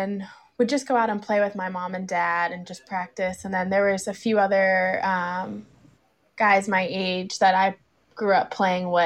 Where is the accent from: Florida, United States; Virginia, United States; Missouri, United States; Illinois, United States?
Virginia, United States; Burke; also born or lived in Alexandria, Virginia; I grew up in Burke, and currently I live in Alexandria.